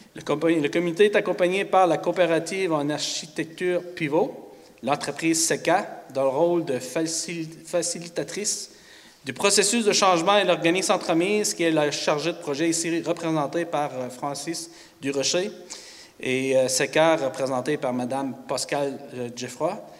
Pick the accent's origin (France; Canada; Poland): Canada; Grande-Rivière, Quebec; Bienvenue chez nous à Grande-Rivière